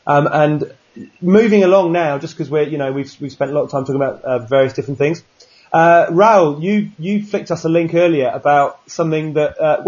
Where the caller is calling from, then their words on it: Sydney, New South Wales, Australia; I'm talking from Sydney.